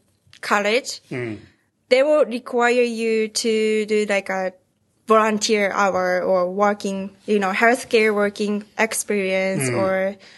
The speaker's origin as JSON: {"language": "English", "region": "Ehime", "country": "Japan", "also_born_or_lived": "Mount Vernon, Washington", "second_language": "English", "moved": "as an adult", "lives_now": "Seattle, United States", "said": "I'm from Ehime."}